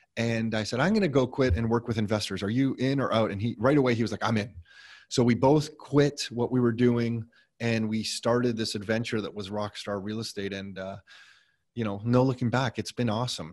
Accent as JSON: {"language": "English", "town": "Mississauga", "region": "Ontario", "country": "Canada", "tie": "born or raised there", "said": "Nick and I were born, and we grew up in Mississauga"}